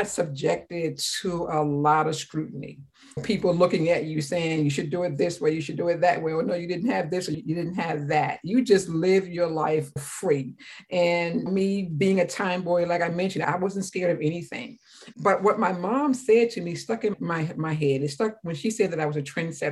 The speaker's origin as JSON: {"language": "English", "area": "Calvert County", "region": "Maryland", "country": "United States", "tie": "born or raised there", "said": "In my hometown of Calvert County, Maryland, for those who don't know, it's 45 minutes from Washington, D.C., a little dirt road that we grew up on."}